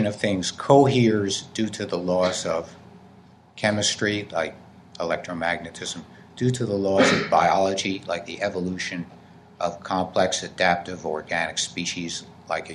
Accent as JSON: {"language": "English", "region": "New Jersey", "country": "United States", "said": "I come from New Jersey"}